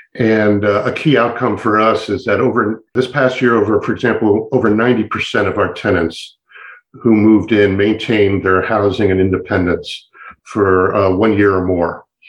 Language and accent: English; Montgomery County, Maryland, United States; I had the privilege of growing up in Montgomery County